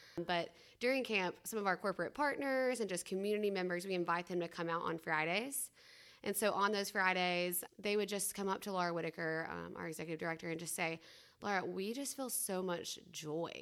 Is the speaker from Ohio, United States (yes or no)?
no; Rome, Georgia, United States; I'm from Rome, Georgia